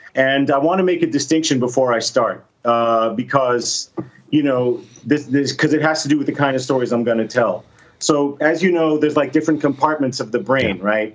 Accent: Miami, Florida, United States; I grew up in Miami, which is about four hours away from Disney World

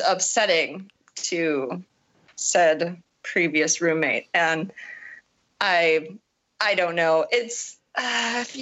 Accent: Wisconsin, United States; also born or lived in Illinois / Chicago area; now in Portland, United States; I am actually not originally from Illinois. I'm from Wisconsin.

